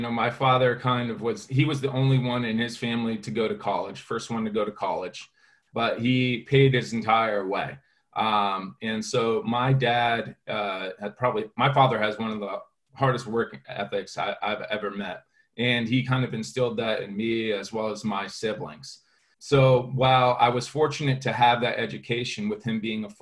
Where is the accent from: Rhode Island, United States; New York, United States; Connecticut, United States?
Connecticut, United States; growing up, you know, in Connecticut with my family